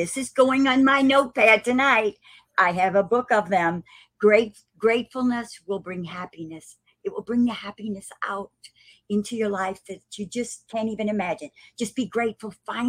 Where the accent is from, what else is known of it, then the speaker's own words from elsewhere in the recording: Perry, Missouri, United States; we're from Perry, Missouri, up north.